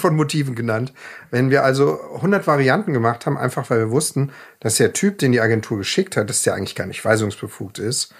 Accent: Ravensburg, Baden-Württemberg, Germany; moved away; in meiner Heimatstadt Ravensburg und es waren drei Gehminuten vom Elternhaus entfernt.

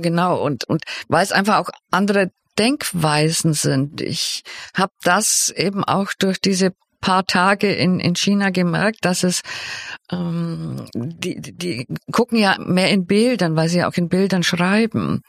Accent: Swabia, Germany; also born or lived in Bavaria / Cologne; dass ich aus Bayern bin. Eigentlich bin ich ja Schwäbin

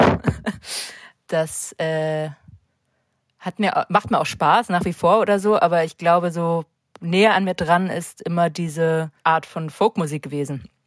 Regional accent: St. Peter-Ording, Schleswig-Holstein, Germany; also born or lived in Hamburg; now in Berlin, Germany; in St. Peter gibt es halt keine Musikszene, da wo ich aufgewachsen bin, St. Peter-Ording

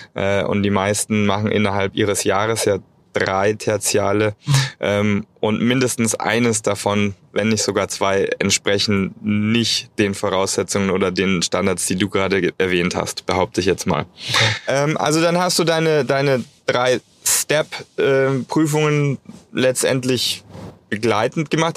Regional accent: Germany; bei uns in Deutschland

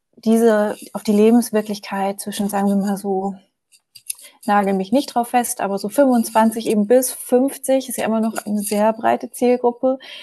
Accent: Germany; moved away as an adult; also born or lived in Munich; Ich bin in der Nähe von Hamburg aufgewachsen

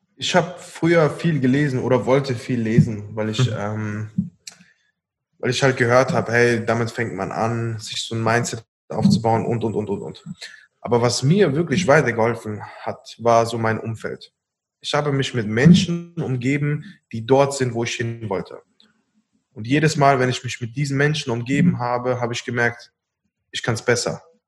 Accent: Koblenz, Rhineland-Palatinate, Germany; Wir kommen hier aus Koblenz

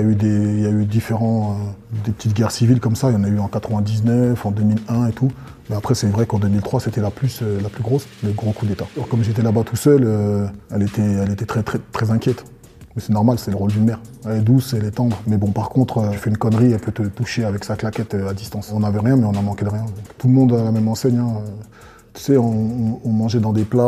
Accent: Côte d’Ivoire; now in France; Je viens de Côte d'Ivoire, français d'origine ivoirienne, d'une ethnie euh, qu'on appelle les BT

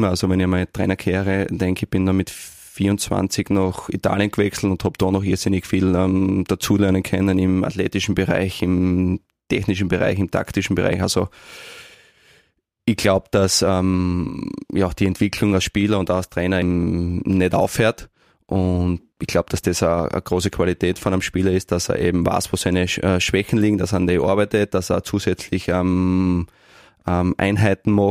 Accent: Neumarkt, Styria, Austria; now in Graz, Austria; ich bin Obersteirer, ich fühle mich sehr, sehr wohl, ich fühle mich ein Graz wohl, aber meine Heimat äh, ähm, ist Neumarkt

